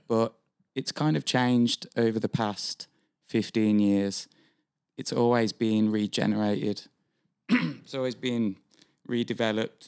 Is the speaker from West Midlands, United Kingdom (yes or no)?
yes; Birmingham, West Midlands, United Kingdom; moved away as an adult; now in Vancouver, Canada; I am from central England, uh, a city called Birmingham